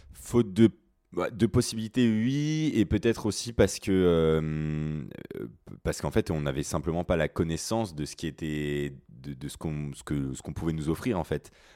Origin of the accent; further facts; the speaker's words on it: Mulhouse, Grand Est, France; moved away as an adult; now in Paris, France; je suis alsacien, euh, je viens de, Mulhouse et je suis actuellement étudiant à Paris